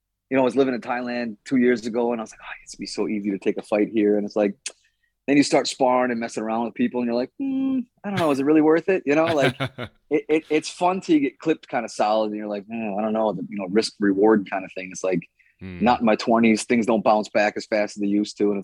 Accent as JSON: {"language": "English", "town": "Milwaukee", "region": "Wisconsin", "country": "United States", "tie": "born or raised there", "also_born_or_lived": "New York", "moved": "as an adult", "said": "that's where I was born. I was born in Milwaukee. That's where I trained out of, fought out"}